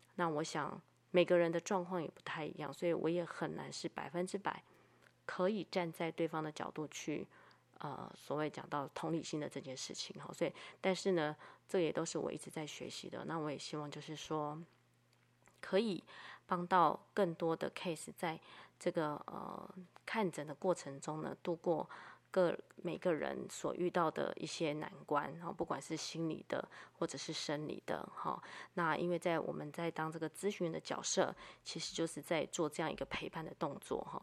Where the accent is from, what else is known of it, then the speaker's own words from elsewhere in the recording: Taiwan; 我生在台湾